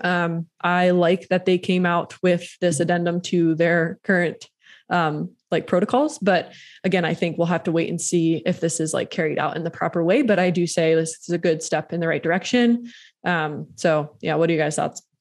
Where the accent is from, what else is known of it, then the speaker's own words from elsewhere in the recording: East Coast, United States; moved away; I'm from the East Coast